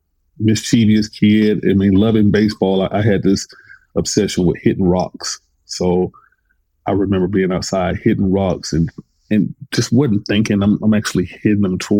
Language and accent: English; Atlanta, Georgia, United States; I was born in 1976 in Atlanta